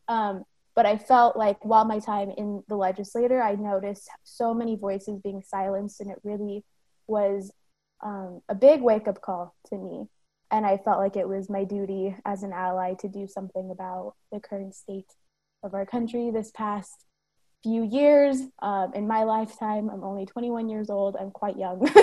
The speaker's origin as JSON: {"language": "English", "town": "San Bruno", "region": "California", "country": "United States", "tie": "born or raised there", "moved": "as an adult", "lives_now": "Sacramento, United States", "said": "I'm based in Sacramento, but I grew up in San Bruno, California."}